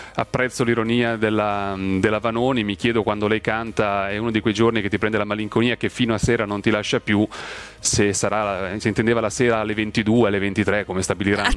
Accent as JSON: {"language": "Italian", "area": "province of Ferrara", "region": "Emilia-Romagna", "country": "Italy", "tie": "born or raised there", "moved": "as an adult", "lives_now": "Milan, Italy", "said": "Sono nato in provincia di Ferrara, sono cresciuto in un paese de... Eh, vicino a Ferrara, mi sento ferrarese"}